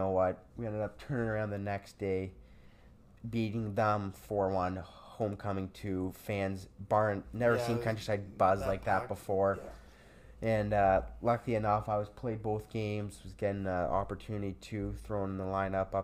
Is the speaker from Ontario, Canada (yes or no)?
yes; Sudbury, Ontario, Canada; Laurentian, my hometown university team